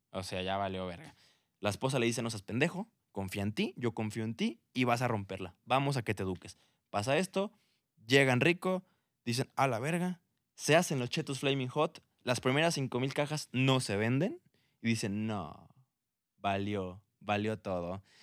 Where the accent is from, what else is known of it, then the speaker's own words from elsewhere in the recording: Mexico; oye, güey, somos mexicanos, nos encanta el picante